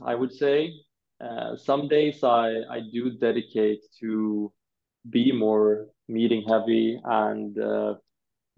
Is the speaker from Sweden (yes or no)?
yes; Sweden; I'm born and raised in Sweden